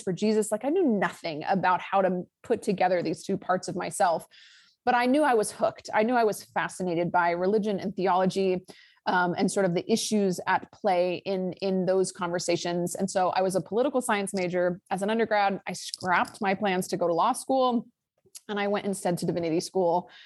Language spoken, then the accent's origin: English; Lake Tahoe, California, United States; I am from Lake Tahoe, California, Northern California